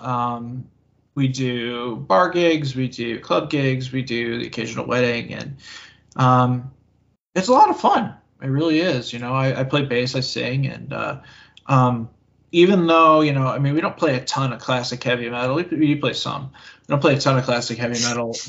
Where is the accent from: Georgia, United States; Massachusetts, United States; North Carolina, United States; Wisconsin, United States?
Massachusetts, United States; I am from Massachusetts